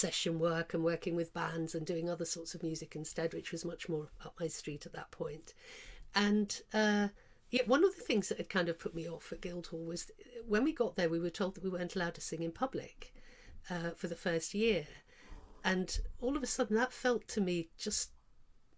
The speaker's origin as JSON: {"language": "English", "area": "Cornwall", "region": "South West England", "country": "United Kingdom", "also_born_or_lived": "London", "moved": "as an adult", "said": "I come from Cornwall, in a little fishing village down there"}